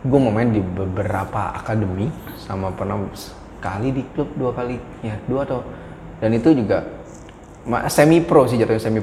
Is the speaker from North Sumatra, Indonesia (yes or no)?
no; Jakarta, Indonesia; lu nyasih nyerempet kota gue tuh di ujung di tempat hmm. orang pemakaman deket Pondok Ranggon